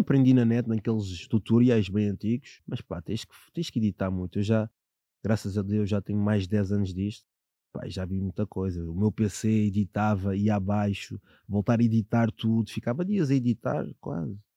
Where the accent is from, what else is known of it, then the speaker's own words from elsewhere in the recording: Sintra line, Lisbon, Portugal; a minha infância, eu venho da linha de Sintra